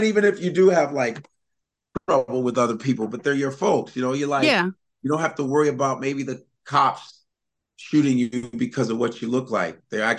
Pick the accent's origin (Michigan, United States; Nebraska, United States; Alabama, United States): Nebraska, United States; born there; My sister, my brother, I was born in Nebraska.